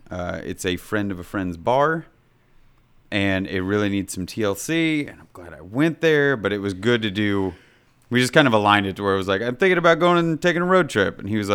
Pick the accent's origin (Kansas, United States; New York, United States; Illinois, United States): Kansas, United States; Kansas City; I am originally from Kansas City, Kansas, in a small little town